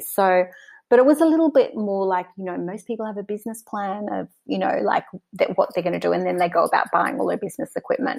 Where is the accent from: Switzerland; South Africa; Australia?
Australia; Mornington, Victoria; I was born in Mornington on the Mornington Peninsula in Victoria and Australia. I grew up there